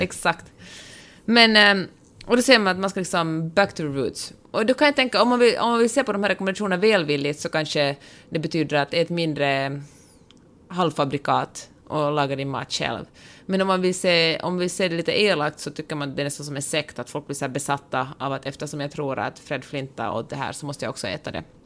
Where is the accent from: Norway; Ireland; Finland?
Finland